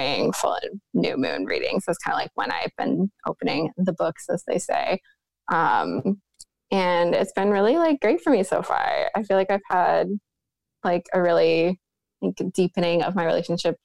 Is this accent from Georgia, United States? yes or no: no; New York, United States; I'm from New York State originally